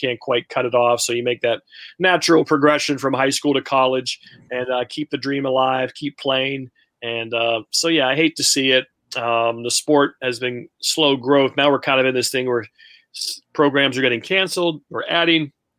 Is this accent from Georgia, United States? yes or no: no; Steubenville, Ohio, United States; also born or lived in Indiana; growing up around the Pittsburgh area and being a huge sports fan, first Indiana, and then I moved to Steubenville when I was 11.